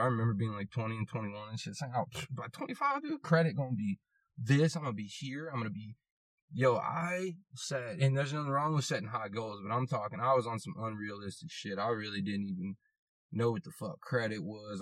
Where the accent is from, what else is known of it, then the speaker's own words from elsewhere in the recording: United States; I'm American